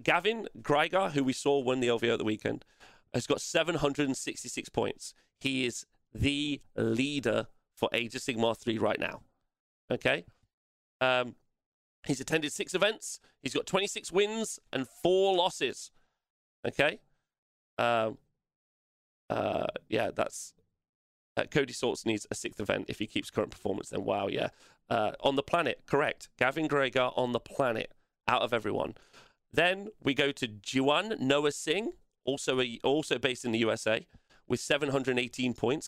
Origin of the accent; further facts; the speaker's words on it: England, United Kingdom; I hate being English